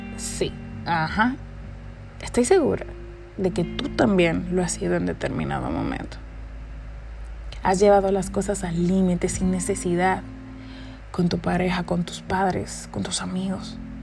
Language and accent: Spanish; Dominican Republic; En mi país, República Dominicana